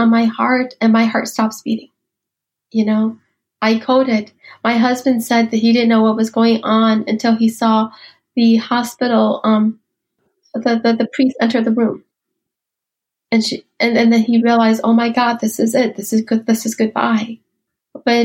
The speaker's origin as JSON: {"language": "English", "country": "United States", "tie": "born or raised there", "also_born_or_lived": "Ban Vinai refugee camp, Thailand", "said": "I was growing up in America. I had become a woman in America."}